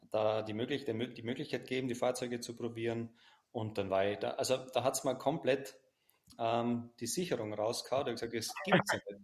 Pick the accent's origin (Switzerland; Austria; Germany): Austria; Styria; Ähm, ich komme ja aus, aus der Nähe von Graz, das ist ganz im, Süden, fast an der slowenischen Grenze.